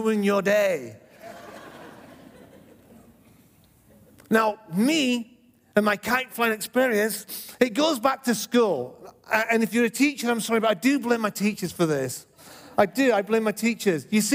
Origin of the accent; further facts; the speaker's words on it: England, United Kingdom; moved away; When I was brought up in England, I lived next to a field